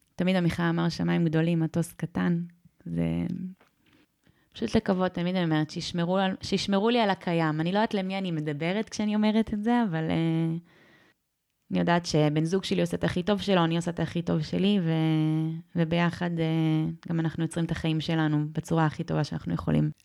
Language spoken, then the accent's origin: Hebrew; Sde Warburg, Central District, Israel; לשדה ורבורג, אה, שם גדלתי